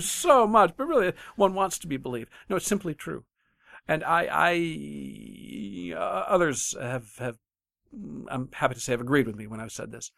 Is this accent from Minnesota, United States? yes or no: no; Michigan, United States; I'm from Michigan